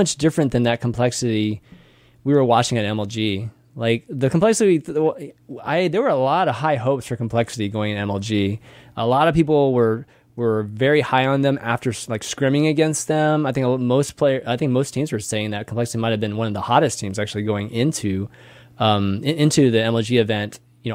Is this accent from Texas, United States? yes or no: yes; Austin, Texas, United States; I'm from Austin.